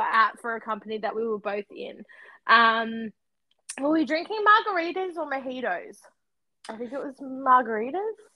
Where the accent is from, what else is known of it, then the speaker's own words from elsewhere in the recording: Australia; I'm from Australia.